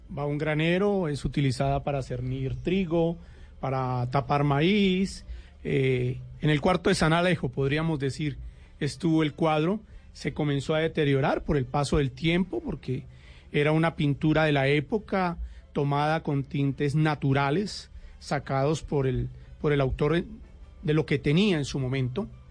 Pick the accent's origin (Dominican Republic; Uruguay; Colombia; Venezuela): Colombia; los colombianos estamos de fiesta